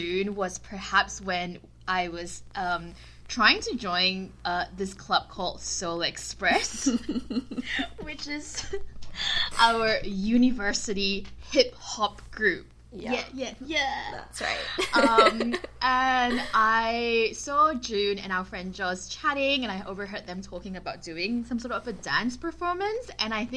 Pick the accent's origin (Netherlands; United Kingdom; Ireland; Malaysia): Malaysia; moved away as an adult; also born or lived in Sydney, Australia; now in Vancouver, Canada; I am from Malaysia, but I moved to Sydney when I was 18, and I have an Australian passport, but I still think I'm more Malaysian than Australian